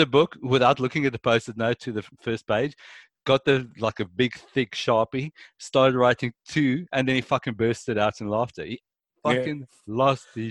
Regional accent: South Africa; now in Australia; I come from South Africa

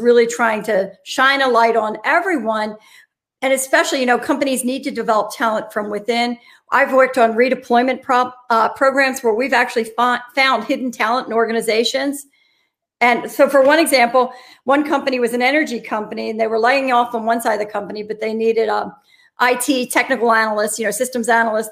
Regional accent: Philadelphia, Pennsylvania, United States; I'm from Philadelphia

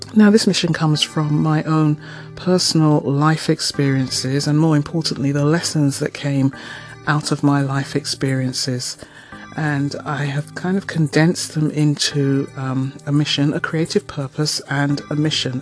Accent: London, United Kingdom; now in Toronto, Canada; I am a Londoner and I live in Toronto and I have done for several years, but I do go home to the UK fairly frequently

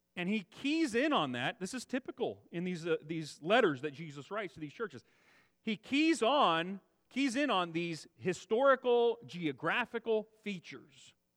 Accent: Central Valley, California, United States; also born or lived in Texas / Kansas / Arizona; I grew up in the Central Valley, lived here nearly my whole life

